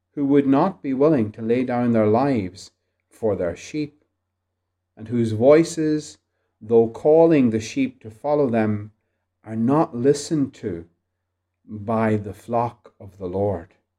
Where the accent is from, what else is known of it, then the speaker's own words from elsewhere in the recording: Ireland; Being Irish